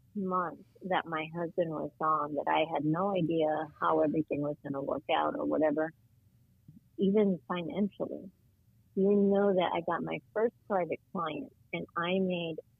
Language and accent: English; New Jersey, United States; moved away as an adult; also born or lived in New York; now in Florida, United States; I was born in New York, but I had grown up in New Jersey and in the suburbs, and I just loved it there. That was my home.